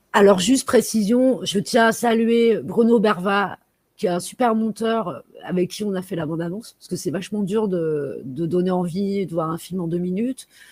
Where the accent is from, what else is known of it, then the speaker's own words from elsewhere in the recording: Paris, Île-de-France, France; Je suis parisienne mais pas parisianiste